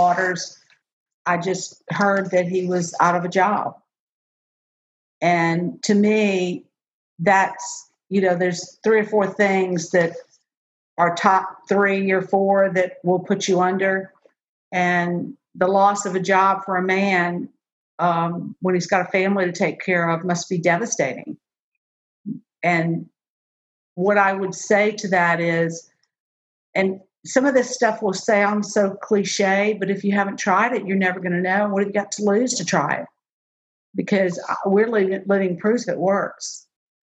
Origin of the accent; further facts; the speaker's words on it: New Orleans, Louisiana, United States; moved away; I am from New Orleans. You can take the New Orleans girl away from New Orleans, but you can't take New Orleans out of the girl.